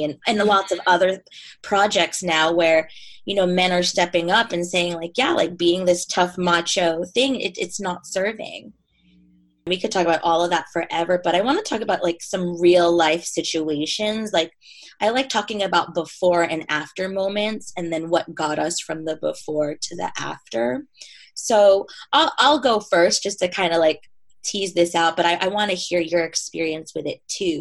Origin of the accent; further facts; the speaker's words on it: New York, United States; moved away as an adult; now in Southern California, United States; I'm from New York and I live in Southern California now